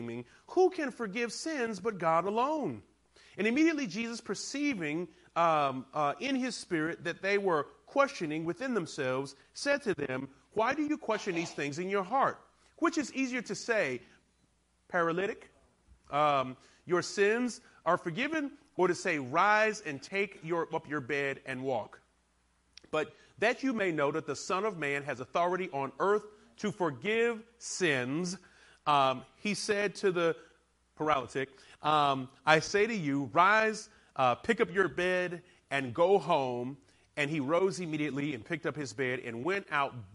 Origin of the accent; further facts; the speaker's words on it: the South, United States; also born or lived in Alabama / Georgia; I'm from the South, so I say paralytic, but I've been not corrected. I have been exhorted by some of my church to say paralytic. But I still stay with paralytic. It just sounds better being from Alabama and Georgia.